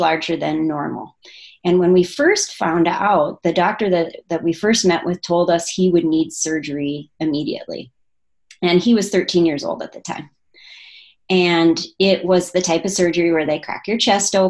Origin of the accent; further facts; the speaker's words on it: small town in northern Minnesota, United States; moved away as an adult; also born or lived in Michigan; now in Oregon, United States; that was my hometown that we moved